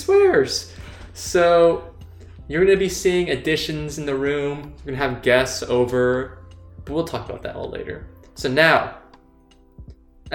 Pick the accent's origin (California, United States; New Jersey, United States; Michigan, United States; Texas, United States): California, United States; Bay Area; moved away as an adult; now in Boston, United States; I am from the Bay Area, California